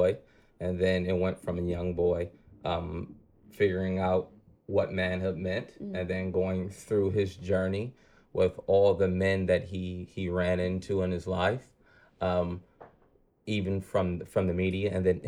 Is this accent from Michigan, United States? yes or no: yes; Detroit, Michigan, United States; growing up in Detroit, being raised by a single mother